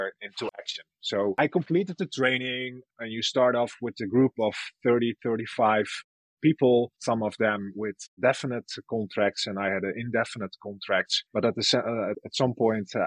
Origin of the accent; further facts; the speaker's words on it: Bolsward, Friesland, Netherlands; I'm Frisian. I was born and raised in Bolsward